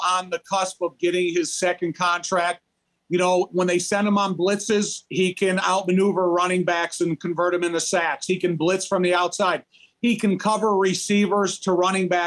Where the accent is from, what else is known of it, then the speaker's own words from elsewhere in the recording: Chicago, Illinois, United States; I grew up in the Chicagoland area